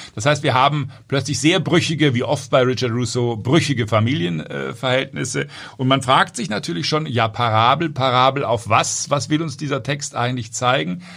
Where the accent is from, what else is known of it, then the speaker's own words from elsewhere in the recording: Southern Germany, Germany; Selbst ich als Süddeutscher